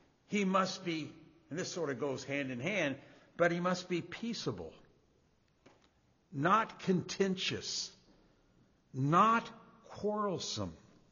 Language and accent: English; Indiana, United States; I mean, I want to stand up and say, listen, I'm from Indiana, I'm from Indiana, but we're in their house.